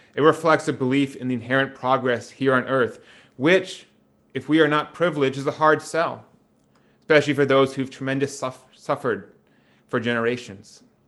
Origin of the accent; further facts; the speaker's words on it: Wisconsin, United States; my hometown in Wisconsin